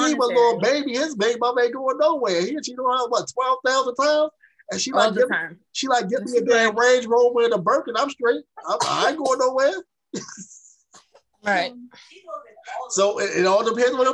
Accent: Chicago, Illinois, United States; I'm from Chicago

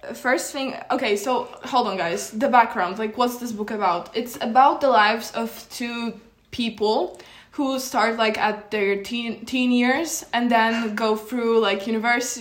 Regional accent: Poland; now in Paris, France; I'm from Poland.

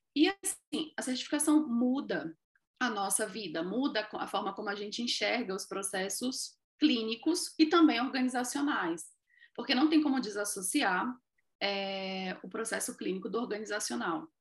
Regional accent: Rondônia, Brazil; Eu sou aqui de Rondônia, do norte do nosso país

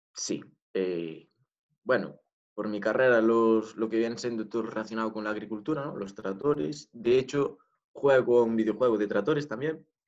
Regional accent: Galicia, Spain; Spanish is a second language

